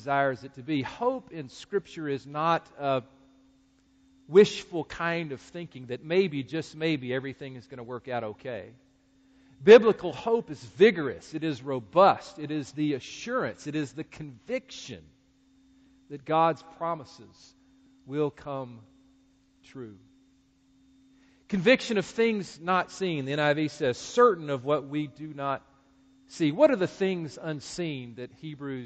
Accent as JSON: {"language": "English", "town": "Greensboro", "region": "North Carolina", "country": "United States", "tie": "born or raised there", "said": "my hometown of Greensboro, North Carolina"}